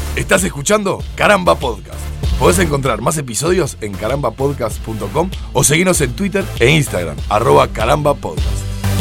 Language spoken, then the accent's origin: Spanish; Uruguay; yo soy uruguayo